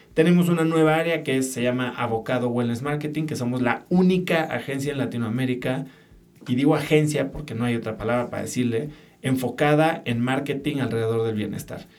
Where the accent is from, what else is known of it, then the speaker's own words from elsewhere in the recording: Mexico City, Mexico; yo nací en la Ciudad de México, crecí, viví ahí